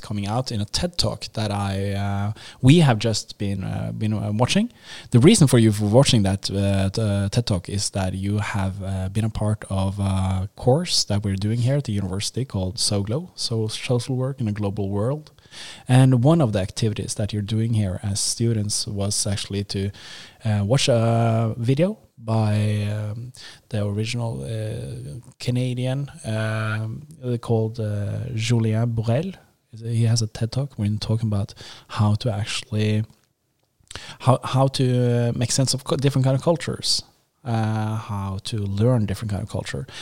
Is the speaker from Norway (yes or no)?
yes; Norway; accent: Norwegian; English is a second language; I'm Norwegian. So I think I have this uh, kind of Norwegian accent.